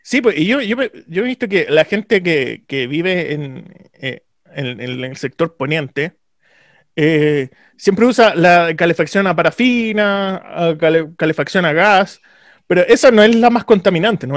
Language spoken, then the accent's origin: Spanish; Santiago, Santiago Metropolitan Region, Chile; de donde vengo yo, por ejemplo, Cerro Navia, Pudahuel, Renca